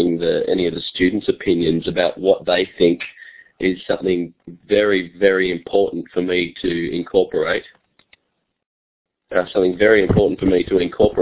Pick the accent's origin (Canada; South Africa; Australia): Australia; accent: Australian; my Australian accent